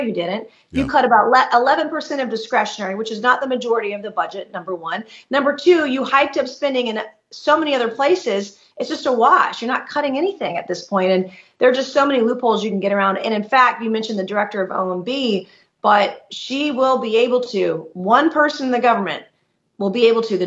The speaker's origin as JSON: {"language": "English", "region": "South Carolina", "country": "United States", "said": "the people of South Carolina, my great state, my home state"}